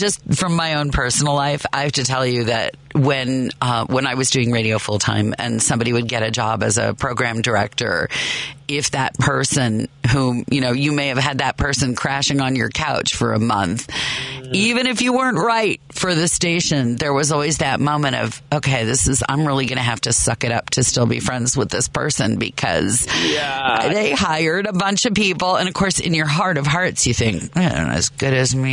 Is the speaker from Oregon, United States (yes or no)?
no; Chicago, Illinois, United States; as a Chicagoan and theater lover